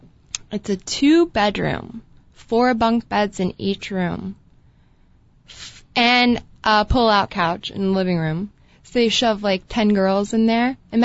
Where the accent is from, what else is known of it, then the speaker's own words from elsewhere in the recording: Columbus, Ohio, United States; Columbus, Ohio. Go Buckeyes.